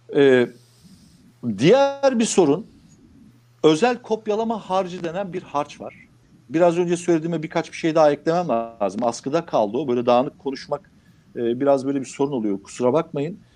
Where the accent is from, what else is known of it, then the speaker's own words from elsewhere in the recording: Anamur, Mersin, Turkey; Şimdi benim olduğum kasaba memleketim Anamur